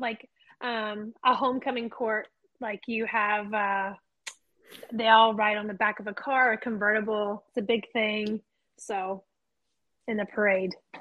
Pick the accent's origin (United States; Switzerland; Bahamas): United States; the South; I'm from the South